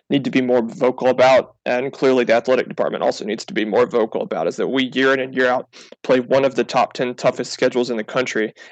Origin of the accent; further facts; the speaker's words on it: North Carolina, United States; Growing up in North Carolina